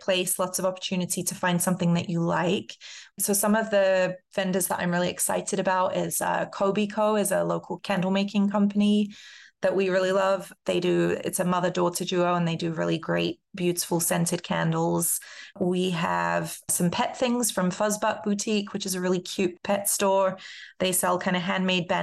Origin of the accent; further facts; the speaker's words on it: London, United Kingdom; now in Minneapolis, United States; I grew up in London, and so that's part of what I grew up with, is this vibrant street culture